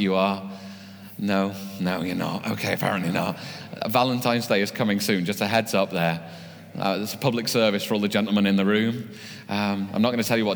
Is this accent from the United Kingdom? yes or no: yes; United Kingdom; we're British